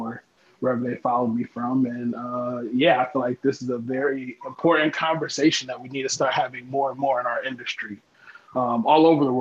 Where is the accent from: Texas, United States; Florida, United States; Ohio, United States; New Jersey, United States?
Ohio, United States; I am from Ohio.